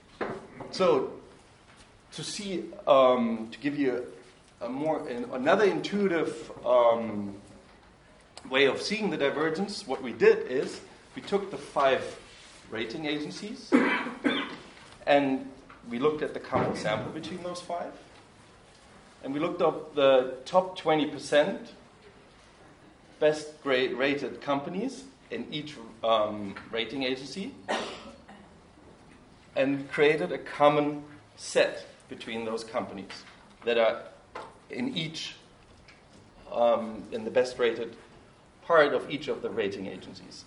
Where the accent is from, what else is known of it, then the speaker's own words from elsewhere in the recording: Germany; moved away as an adult; I grew up in Germany until I was 18, and then I have lived abroad